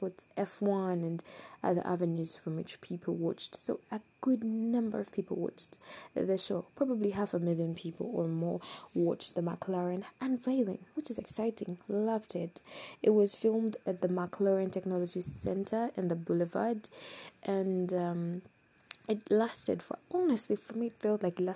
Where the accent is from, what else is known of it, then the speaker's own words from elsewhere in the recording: Uganda; I come from Uganda. I love Uganda.